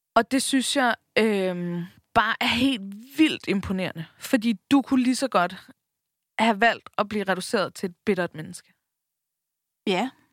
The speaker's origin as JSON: {"language": "Danish", "area": "Bornholm", "region": "Capital Region of Denmark", "country": "Denmark", "also_born_or_lived": "Copenhagen", "moved": "yes", "said": "tog vi hjem til Bornholm, ikke? Jeg boede i København på det her tidspunkt, vi tog hjem til Bornholm"}